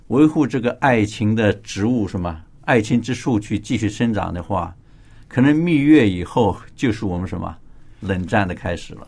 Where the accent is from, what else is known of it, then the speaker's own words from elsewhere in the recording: China; 我们中国人